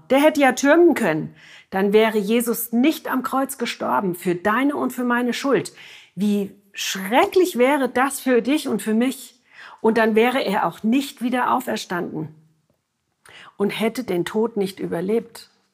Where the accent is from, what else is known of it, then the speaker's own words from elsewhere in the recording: Germany; bei uns in Deutschland